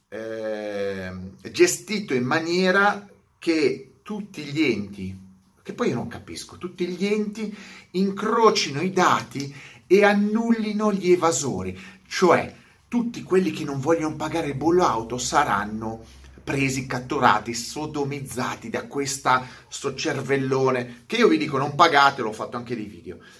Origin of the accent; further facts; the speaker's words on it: Italy; moved away as an adult; now in Canary Islands, Spain; Non è che sono nato in Italia, e devo morire in Italia